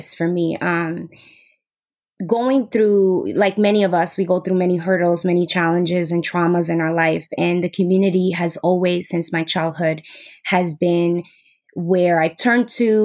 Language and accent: English; New York City, New York, United States; I'm from New York City.